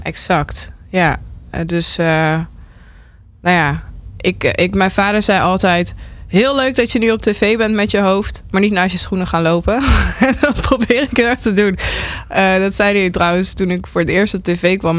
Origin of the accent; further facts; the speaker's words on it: North Brabant, Netherlands; ik kom uit Brabant